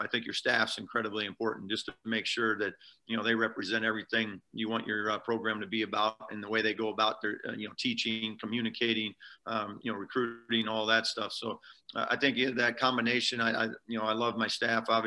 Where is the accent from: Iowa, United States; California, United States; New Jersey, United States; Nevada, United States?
Iowa, United States; moved away as an adult; also born or lived in Omaha, Nebraska; I was you know, born and raised in Iowa, and then you know, and then was in Omaha for 20 years